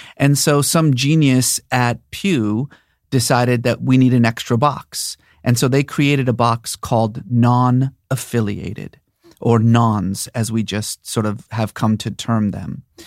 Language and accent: English; Bay Area, California, United States; also born or lived in Iran / Boston / New York; I was born in Iran, but I grew up mostly in the Bay Area